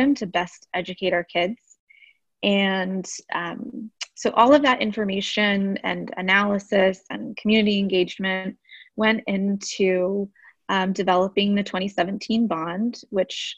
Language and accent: English; Austin, Texas, United States; I grew up here in Austin. I went through AISD. I graduated from Austin High